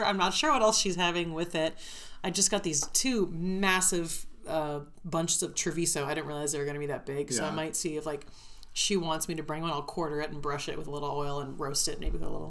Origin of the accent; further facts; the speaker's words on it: Southern California, United States; I was born in Southern California.